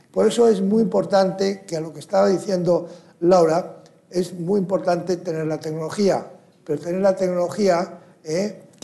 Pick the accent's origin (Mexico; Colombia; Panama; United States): United States; Hemos visto en Estados Unidos, donde yo provengo y además soy ciudadano americano también